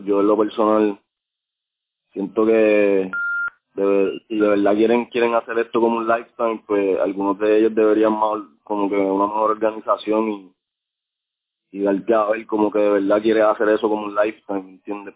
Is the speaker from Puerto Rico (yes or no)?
yes; Puerto Rico; moved away; mi Puerto Rico